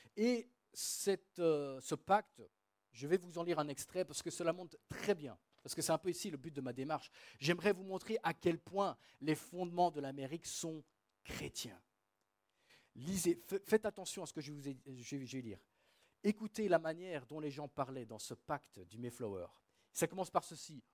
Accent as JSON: {"language": "French", "town": "Namur", "region": "Wallonia", "country": "Belgium", "tie": "born or raised there", "also_born_or_lived": "England", "moved": "yes", "said": "ma ville natale, la ville de Namur"}